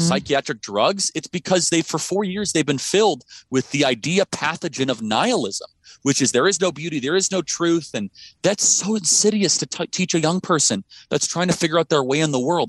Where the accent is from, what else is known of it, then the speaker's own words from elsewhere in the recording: Illinois, United States; now in Scottsdale, United States; I grew up in Illinois